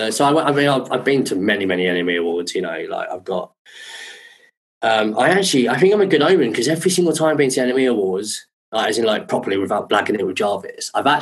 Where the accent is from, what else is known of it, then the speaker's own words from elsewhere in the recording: Croydon, London, United Kingdom; also born or lived in Brighton; I'm from Croydon as well